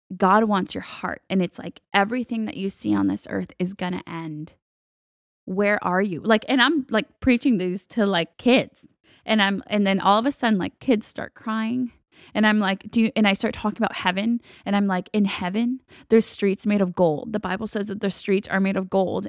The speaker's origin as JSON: {"language": "English", "region": "Texas", "country": "United States", "tie": "born or raised there", "also_born_or_lived": "Guatemala", "said": "I grew up in Texas"}